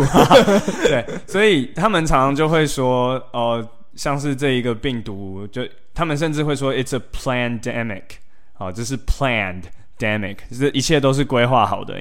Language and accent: Chinese; Taiwan; moved away; 然后他当初就问我说：“哎、欸， … 你哪里来的？”我说：“台湾。”